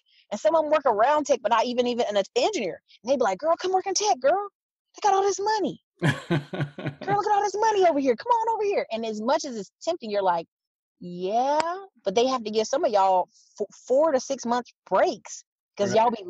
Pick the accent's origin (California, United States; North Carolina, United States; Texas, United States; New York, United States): North Carolina, United States; Fayetteville; also born or lived in Alaska; I tell people I'm from Fayetteville, even though I'm a military kid, I live in Alaska, live other places. I say Fayetteville, North Carolina